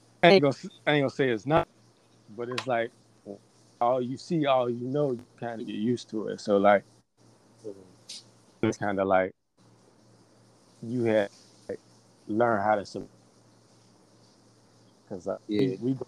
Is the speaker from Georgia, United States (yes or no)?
no; Chicago, Illinois, United States; growing up in Chicago.